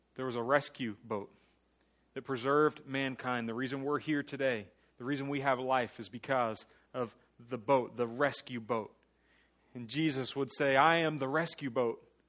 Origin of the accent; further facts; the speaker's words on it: Mulberry, Florida, United States; also born or lived in New Jersey; growing up in Mulberry